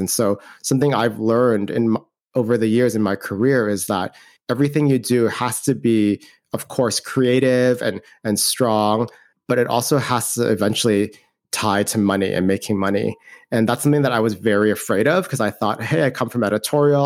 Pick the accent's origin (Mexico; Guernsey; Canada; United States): Canada; moved away as an adult; I'm from Canada, I'm Canadian